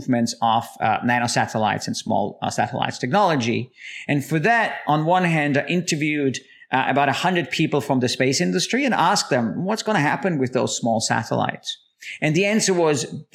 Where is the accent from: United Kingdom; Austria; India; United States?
Austria; moved away; I'm originally from Austria